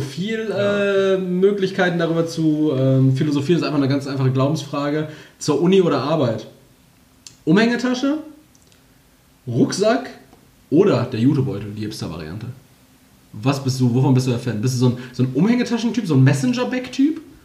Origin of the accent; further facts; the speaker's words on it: Castrop-Rauxel, North Rhine-Westphalia, Germany; bei uns in Castro